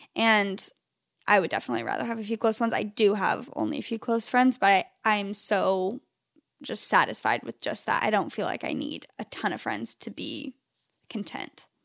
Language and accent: English; Phoenix, Arizona, United States; now in Southern California, United States; I'm from Phoenix, Arizona originally, which is where Chelsea and I met.